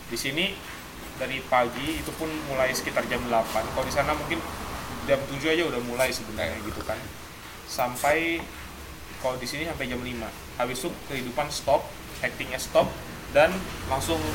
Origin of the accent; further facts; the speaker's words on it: Bogor, West Java, Indonesia; Nah, dia dari Tangerang, aku dari Bogor.